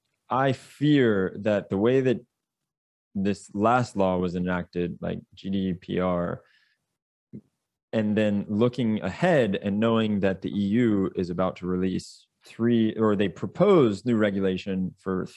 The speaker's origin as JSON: {"language": "English", "country": "United States", "said": "as an American"}